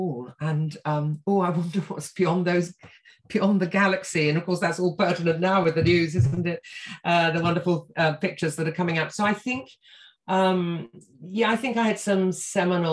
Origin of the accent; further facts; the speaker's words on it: Croydon, London, United Kingdom; also born or lived in Wimbledon / East Grinstead; I was born in Wimbledon and then we moved to East Grinstead in Sussex and then to South Croydon when I don't know, it must have been about eight